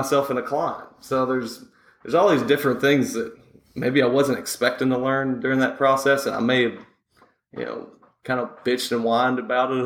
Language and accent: English; the South, United States; accent: Southern; also born or lived in San Francisco; now in Nashville, United States; If people are listening to my accent, they're probably saying the South as well